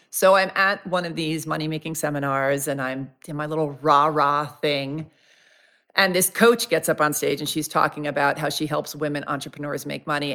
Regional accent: New York, United States; I'm from New York.

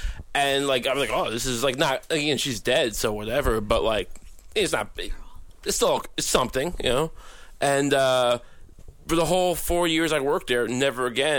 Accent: Suffolk County, Long Island, New York, United States; I'm from Suffolk County, and it's, you know, Long Island.

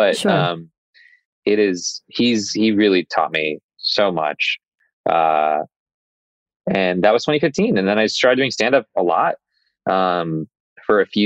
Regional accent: Arizona, United States; also born or lived in Dallas, Texas; now in Los Angeles, United States; I was born in Dallas, but I grew up in Arizona

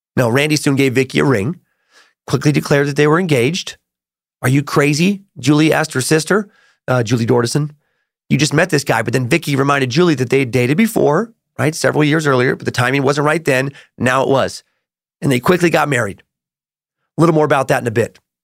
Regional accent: Riggins, Idaho, United States; where I grew up in Riggins

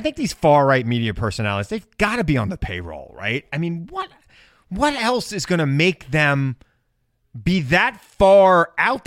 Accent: United States; I'm an American

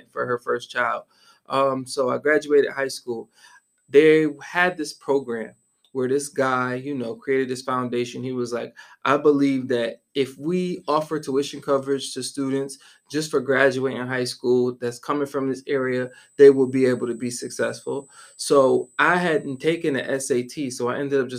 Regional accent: Syracuse, New York, United States; moved away as an adult; also born or lived in Guangzhou, China; I am from upstate New York, a city called Syracuse, New York. Mm-hmm. Was born and raised on the south side of Syracuse

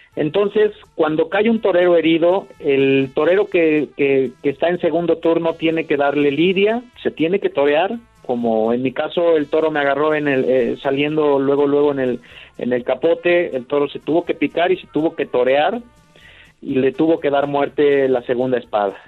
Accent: Huamantla, Tlaxcala, Mexico; aquí mismo en mi tierra, en Huamantla, Tlaxcala

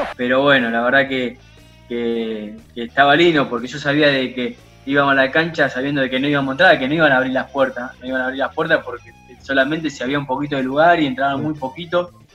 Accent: Rufino, Santa Fe, Argentina; yo soy de Rufino

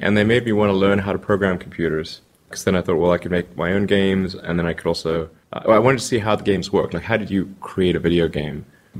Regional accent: South Africa; now in United States; I mean, I grew up in South Africa, honestly, seeing a lot of the same TV and movies and reading comic books

